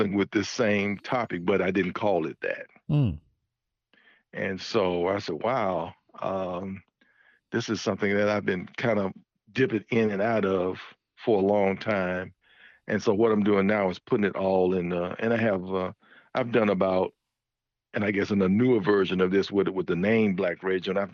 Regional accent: Birmingham, Alabama, United States; growing up in Birmingham, Alabama

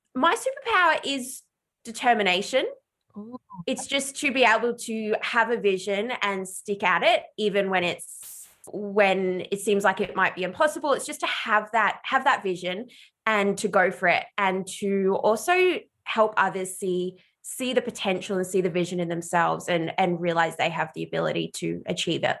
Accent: Ballarat, Victoria, Australia; I just did work experience everywhere in my hometown of Ballarat, which is regional Australia.

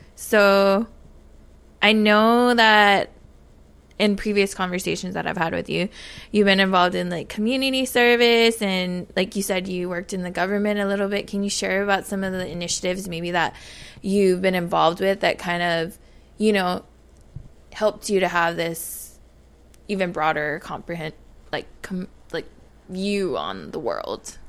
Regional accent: Papalea, Oahu, Hawaii, United States; moved away as an adult; now in Washington, D.C., United States; I come from Papalea, Oahu, uh, now residing in Washington, D C.

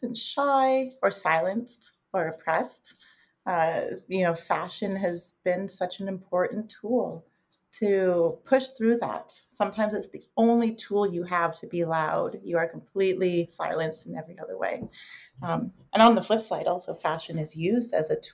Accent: Toronto, Ontario, Canada; I was born and raised in Toronto

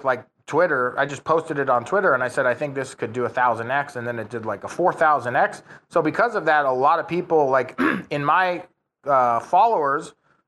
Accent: United States; moved away; I'm from the United States originally

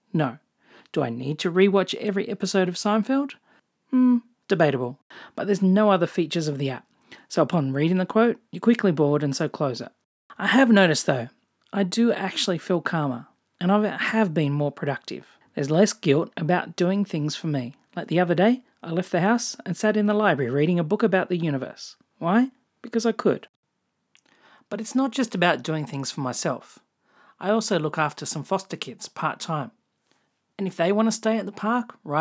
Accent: Australia; accent: Australian; also born or lived in Japan / England / New Zealand; If you can't tell from my accent, I'm Australian

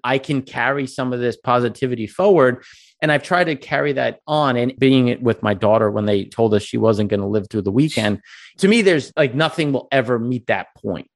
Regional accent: Long Island, New York, United States; I grew up on Long Island

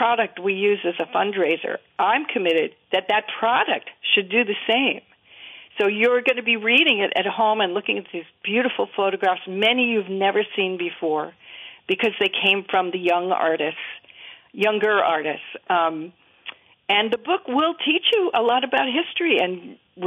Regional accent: Bergen County, New Jersey, United States; now in Vermont, United States; I'm from Bergen County

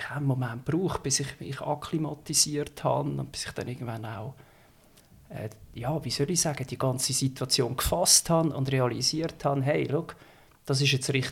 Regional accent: Schwyz, Switzerland; wenn du am oberen Zürichsee aufwachst, also ich bin jetzt im Kanton Schweiz aufgewachsen, ähm, dann hast du eigentlich relativ schnell mal auf Zürich geschaut, weil äh, zum einen ist der rein dialektmäßig bist du näher als in deinem Mutterkanton

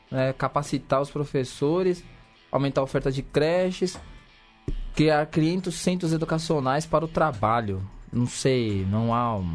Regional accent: São Paulo, Brazil; accent: paulistano; é o estado de São Paulo, né? Nós somos um podcast paulista. Pois é. Né, mas paulistano.

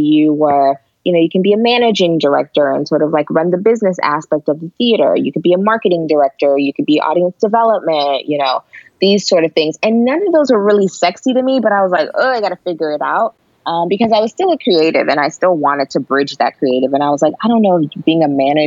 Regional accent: Atlanta, Georgia, United States; I grew up in Atlanta, so it was very hot

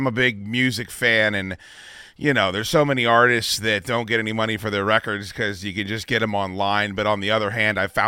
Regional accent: East Coast, United States; also born or lived in Arizona; I'm from the East Coast

